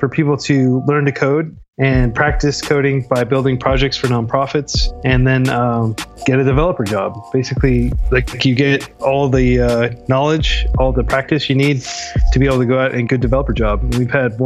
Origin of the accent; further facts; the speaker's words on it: Oklahoma City, Oklahoma, United States; also born or lived in China; I'm from Oklahoma City, and I grew up and went to public university, University of Central Oklahoma